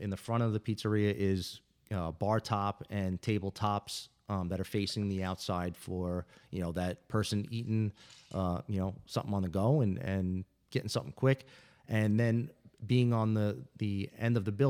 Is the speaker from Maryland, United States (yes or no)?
no; New York City, New York, United States; now in Rivertown, United States; I'm from Brooklyn.